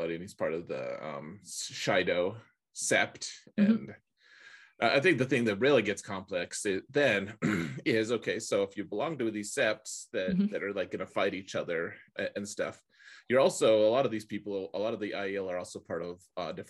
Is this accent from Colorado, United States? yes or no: yes; Colorado, United States; Like, you know, or really, you know, it's like, oh, I'm from Colorado, you know, I'm